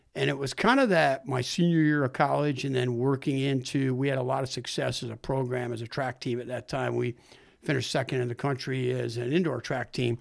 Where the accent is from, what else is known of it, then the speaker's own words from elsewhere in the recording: Saranac Lake, New York, United States; moved away as an adult; also born or lived in Canton, New York; now in Plattsburgh, United States; I grew up in Saranac Lake, so not too far away from here.